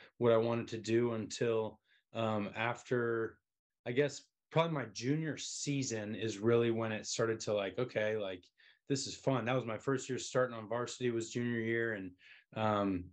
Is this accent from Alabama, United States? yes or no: no; Colorado, United States; I'm actually from Colorado.